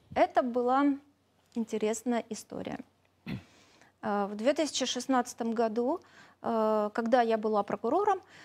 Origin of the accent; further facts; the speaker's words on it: Ukraine; also born or lived in Crimea; я украинка, русскоговорящая